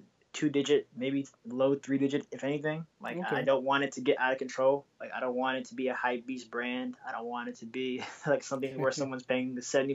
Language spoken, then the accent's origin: English; Bay Area, California, United States; now in Washington, DC, United States; I'm originally from the Bay Area